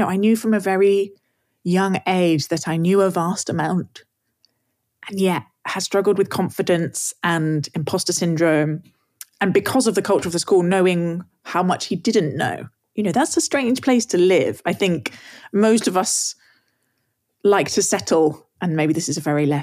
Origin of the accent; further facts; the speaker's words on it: England, United Kingdom; I'm English